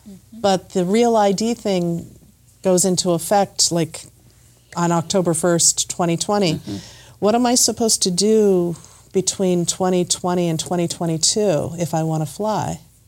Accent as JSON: {"language": "English", "region": "California", "country": "United States", "tie": "born there", "lives_now": "Massachusetts, United States", "said": "Now, I was born in California, and then I got married in Arizona."}